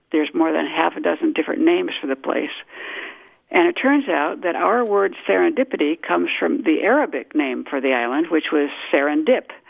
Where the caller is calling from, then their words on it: Albany, New York, United States; I'm calling from Albany, New York.